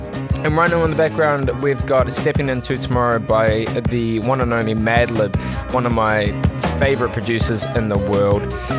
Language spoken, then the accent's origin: English; Auckland, New Zealand; now in Melbourne, Australia; From my hometown of Auckland, New Zealand.